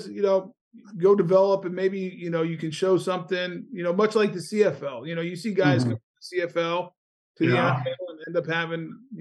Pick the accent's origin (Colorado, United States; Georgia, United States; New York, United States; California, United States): Colorado, United States; now in Florida, United States; growing up in Colorado, started skiing when I was probably 4 years old